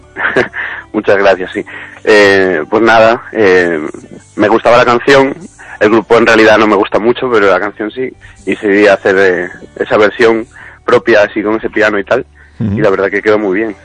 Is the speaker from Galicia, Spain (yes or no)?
yes; Ourense, Galicia, Spain; also born or lived in Barcelona; now in Madrid, Spain; siendo gallego